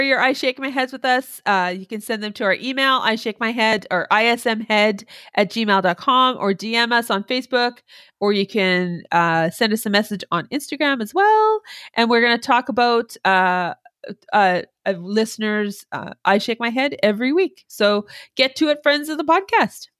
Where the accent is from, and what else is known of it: Canada